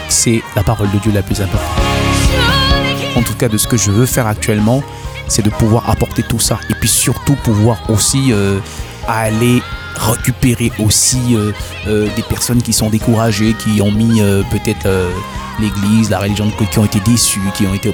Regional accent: Haiti; first language Haitian Creole; French is a second language; Je suis très sensible à ma langue maternelle, donc déjà ça va être créole

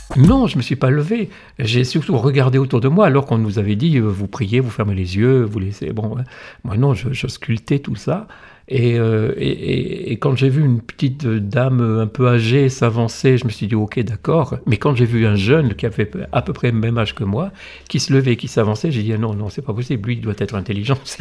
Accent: the North, France; moved away as an adult; also born or lived in Alsace; je venais du Nord

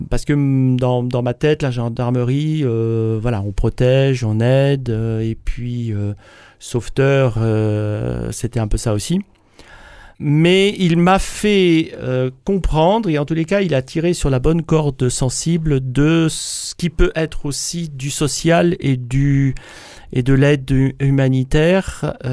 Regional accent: Berry, Indre, Centre-Val de Loire, France; Moi je suis né dans la, dans la région du Berry, donc plus précisément l'Indre. Pour ceux qui connaissent pas, c'est Châteauroux. donc c'est centre de la France, hein, mais ça reste un endroit où on connaît moins parce que c'est moins balnéaire.

